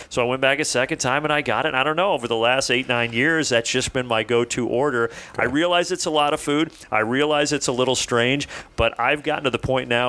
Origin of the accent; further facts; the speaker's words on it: Indiana, United States; moved away as an adult; now in Atlanta, United States; being from where I'm from in Indiana, there's not a Waffle House.